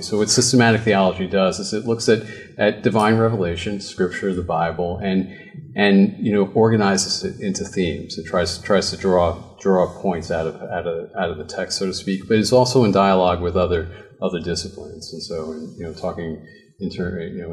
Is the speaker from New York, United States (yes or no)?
yes; New York, United States; I grew up in New York